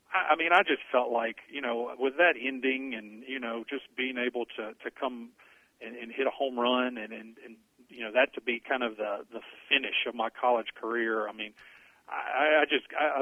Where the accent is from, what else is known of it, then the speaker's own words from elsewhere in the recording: Alexandria, Louisiana, United States; my hometown of Alexandria